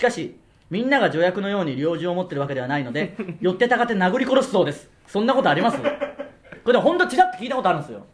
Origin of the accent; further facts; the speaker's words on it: Okayama, Japan; moved away; 僕らの地元、岡山県で